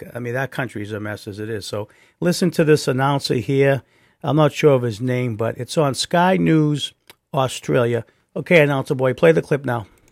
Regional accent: United States

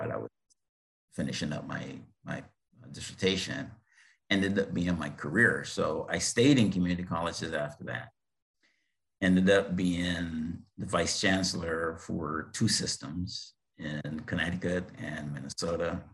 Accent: Barbados; moved away as an adult; also born or lived in Bethlehem, Pennsylvania, United States; I was born in Barbados in the Caribbean

